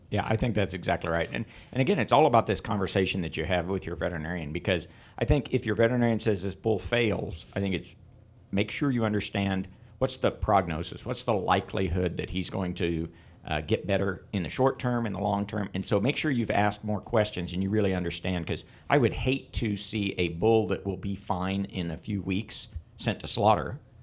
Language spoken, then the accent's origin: English; Northeast Kansas, United States; also born or lived in Illinois / Missouri; I grew up in Northeast Kansas and came to K-State to do my undergraduate and vet school.